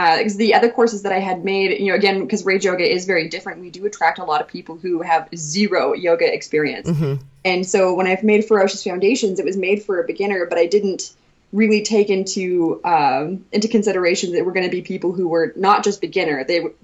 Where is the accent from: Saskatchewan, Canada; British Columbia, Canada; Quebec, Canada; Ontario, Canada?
Saskatchewan, Canada; Saskatoon; moved away; Saskatoon's my hometown in Saskatchewan